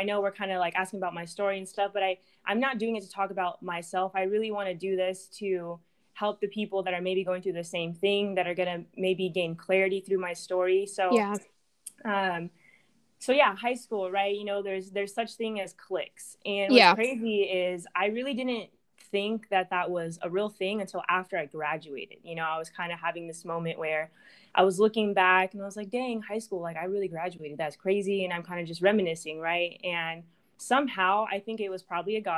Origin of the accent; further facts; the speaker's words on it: Orange County, California, United States; moved away as an adult; now in Dallas, United States; I grew up in Orange County